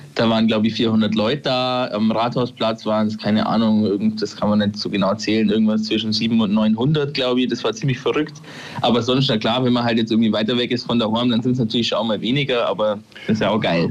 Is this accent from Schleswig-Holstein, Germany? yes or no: no; Thierhaupten, Bavaria, Germany; accent: Upper Bavarian; now in Augsburg, Germany; Warum ich so komisch rede, liegt daran, dass ich aus Tierhaupten bin und das ist äh, quasi nur die oberbayerische Seite vom Lech